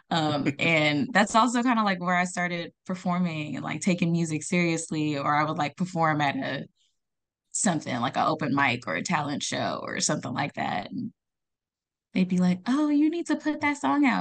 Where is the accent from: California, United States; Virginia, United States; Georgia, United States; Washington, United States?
California, United States; Los Angeles area; also born or lived in Accra, Ghana; now in San Diego, United States; I came to California when I was, like, eight years old. Um, and I've lived in, like, the L A area